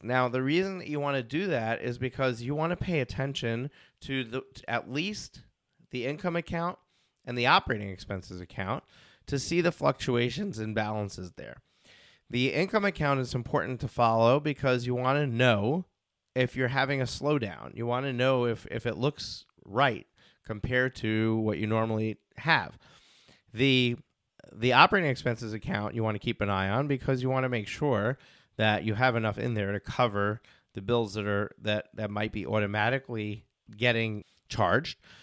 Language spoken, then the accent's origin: English; New York, United States; I'm from New York